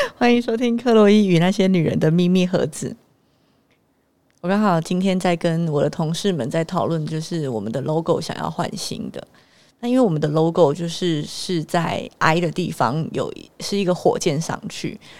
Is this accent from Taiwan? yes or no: yes; Taiwan; moved away as an adult; also born or lived in Singapore; 我们台湾人在讲的腔调